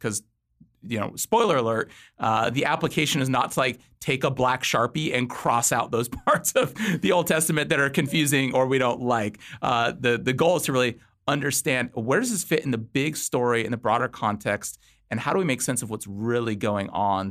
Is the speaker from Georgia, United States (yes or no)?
no; Los Angeles, California, United States; moved away as an adult; now in Virginia, United States; my wife and I, we both grew up in Southern California, Los Angeles. Uh, in twenty thirteen, we moved to Virginia.